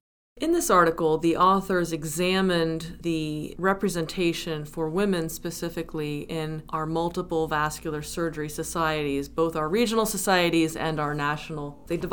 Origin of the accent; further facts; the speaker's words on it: New Jersey, United States; now in New Haven, United States; I am originally from New Jersey